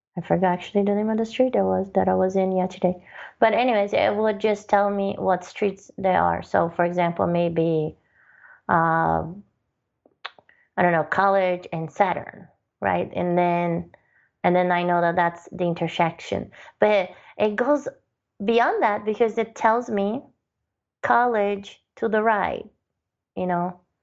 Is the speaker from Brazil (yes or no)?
yes; Brazil; moved away; I'm originally from Brazil